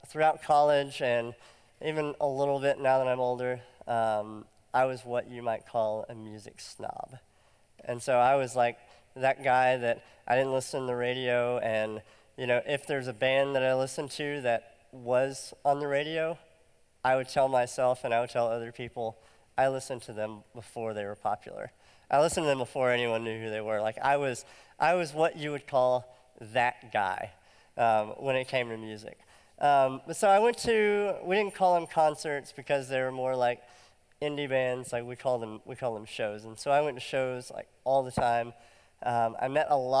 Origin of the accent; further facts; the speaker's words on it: Alabama, United States; moved away as an adult; also born or lived in Nashville, Tennessee; I lived in Nashville and I'm from Alabama